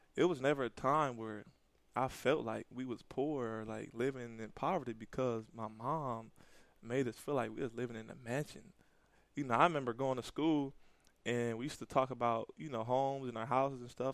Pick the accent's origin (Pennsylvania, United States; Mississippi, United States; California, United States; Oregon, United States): California, United States; Pasadena; moved away as an adult; also born or lived in Buffalo; I grew up in California, Pasadena, California